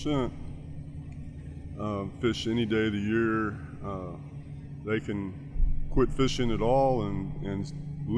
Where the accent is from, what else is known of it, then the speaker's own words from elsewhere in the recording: Texas, United States; I'm from Texas